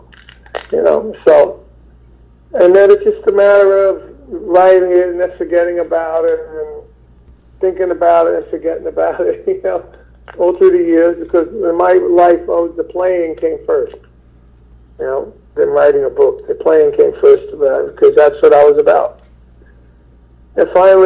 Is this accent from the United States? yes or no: yes; New York City, New York, United States; I'm from Brooklyn